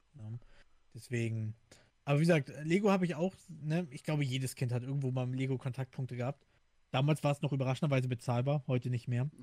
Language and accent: German; Hamburg, Germany; moved away; ich bin in Hamburg groß geworden